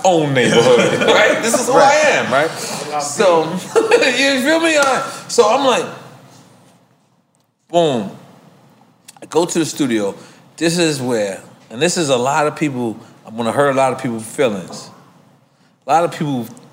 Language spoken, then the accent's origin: English; New York, United States; I was the dude from New York